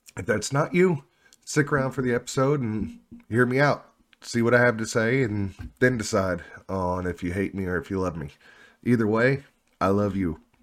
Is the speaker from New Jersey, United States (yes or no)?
no; Oklahoma, United States; moved away; I'm originally from Oklahoma